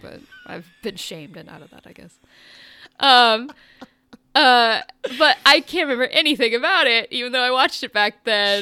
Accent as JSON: {"language": "English", "country": "United States", "said": "I'm an American."}